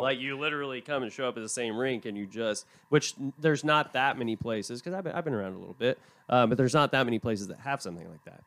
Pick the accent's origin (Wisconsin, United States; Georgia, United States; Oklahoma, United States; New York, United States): Oklahoma, United States; Tulsa; now in Shreveport, United States; I'm from Tulsa originally